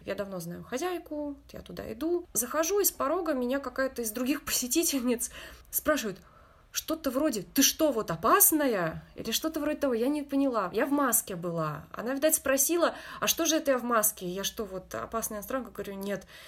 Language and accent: Russian; Russia; now in Japan; я из России